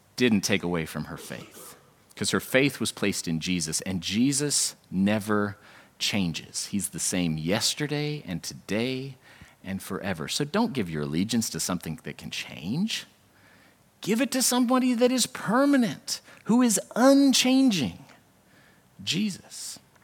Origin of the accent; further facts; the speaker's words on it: United States; this is simply the accident of my birth. There's no reason why I'm American and not North Korean